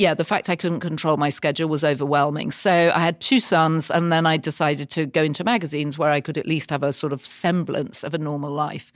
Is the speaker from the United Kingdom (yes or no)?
yes; north of Britain, the north of England, United Kingdom; moved away; I grew up in the north of Britain.